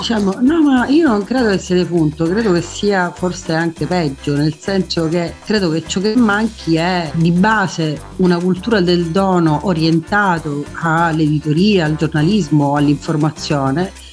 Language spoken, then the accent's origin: Italian; Messina, Sicily, Italy; sono messinese